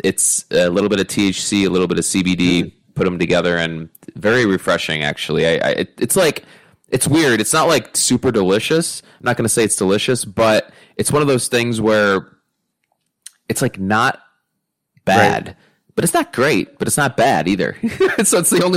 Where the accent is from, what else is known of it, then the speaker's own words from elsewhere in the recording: Northeast, United States; growing up in the Northeast